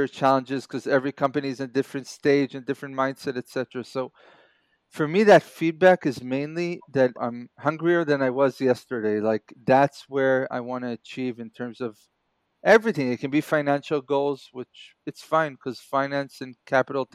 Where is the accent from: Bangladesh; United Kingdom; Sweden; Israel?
Israel; also born or lived in New York, United States / Kibbutz Grofit, Israel; I was born and raised here in Israel, then moved to New York for a few years, family reasons, and then moved back